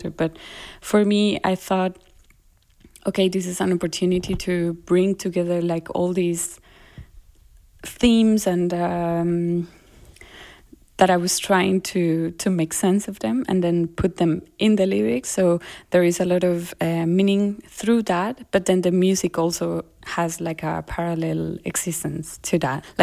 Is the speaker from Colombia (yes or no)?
yes; Colombia; accent: Colombian; first language Spanish; English is a second language; now in Germany; because also here trying to learn german and forgetting my colombian accent like i do feel like i'm this hybrid source of a very strange way of talking